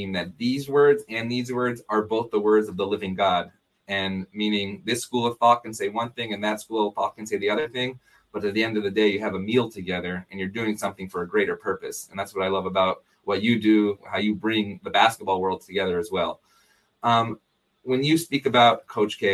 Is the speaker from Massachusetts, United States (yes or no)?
no; Syracuse, New York, United States; now in Los Angeles, United States; I'm from Syracuse originally